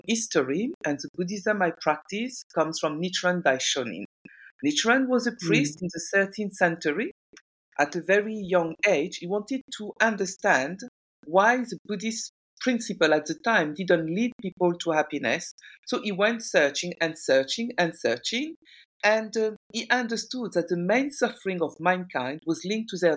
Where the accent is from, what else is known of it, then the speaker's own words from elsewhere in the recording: France; moved away as an adult; also born or lived in Guinea; now in United Kingdom; I'm originally from Guinea-Conakry. I speak French. I was brought up in France.